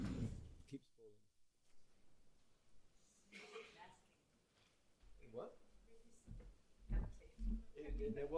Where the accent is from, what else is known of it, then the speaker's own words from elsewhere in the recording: United Kingdom; moved away as an adult; also born or lived in India; now in Israel; I'm British